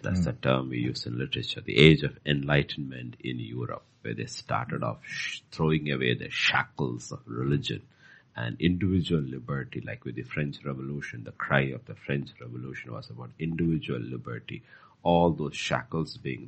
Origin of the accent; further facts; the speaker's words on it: Bhutan; Bhutan is as beautiful as Switzerland and uncontaminated at those years. So it was, I mean, the life I had as a child was fantastic